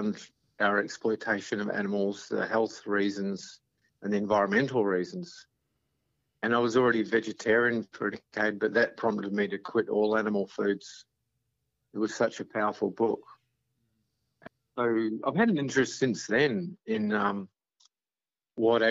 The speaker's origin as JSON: {"language": "English", "country": "New Zealand", "also_born_or_lived": "Canberra / Montreal / San Francisco", "moved": "as an adult", "lives_now": "Australia", "said": "I was from New Zealand."}